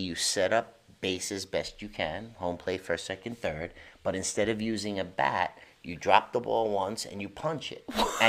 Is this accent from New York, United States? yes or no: yes; New York City, New York, United States; Growing up in Hell's Kitchen, we lived above the bakery, Poseidon Bakery.